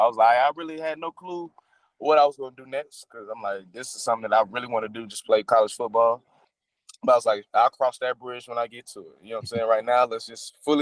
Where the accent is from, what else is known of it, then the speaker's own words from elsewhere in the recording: Atlanta, Georgia, United States; I'm born and raised in Atlanta, Georgia